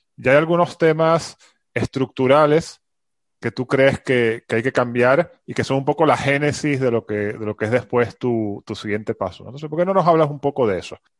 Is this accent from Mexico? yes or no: no; Venezuela; now in Madrid, Spain; yo soy de Venezuela